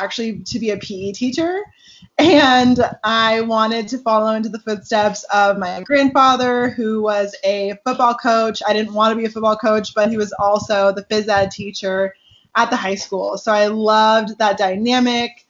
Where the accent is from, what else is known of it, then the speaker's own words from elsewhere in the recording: Seattle, Washington, United States; moved away as an adult; also born or lived in Tucson, Arizona; now in California, United States; I was born and raised in Seattle, Washington, or just north of Seattle